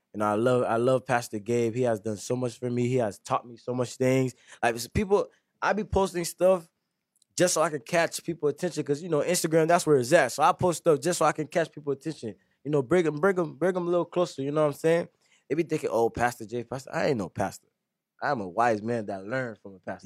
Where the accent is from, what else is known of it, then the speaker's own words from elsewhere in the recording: Lake Worth, Florida, United States; I was raised in Lake Griff